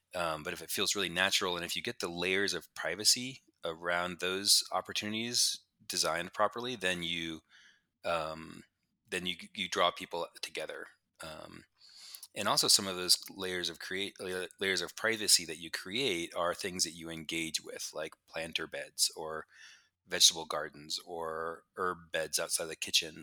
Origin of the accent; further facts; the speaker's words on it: New Mexico, United States; moved away as an adult; also born or lived in Pittsburgh / Boulder; I grew up in New Mexico, uh, in the desert kinda by myself